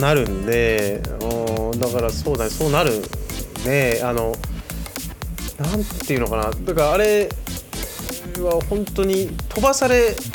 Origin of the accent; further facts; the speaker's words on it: Hokkaido, Japan; now in Tokyo, Japan; 僕北海道出身なんで